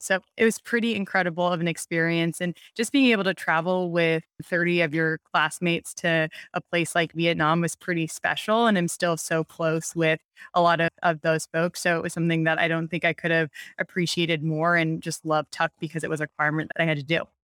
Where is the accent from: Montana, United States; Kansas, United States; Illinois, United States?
Montana, United States; moved away; I'm from Montana originally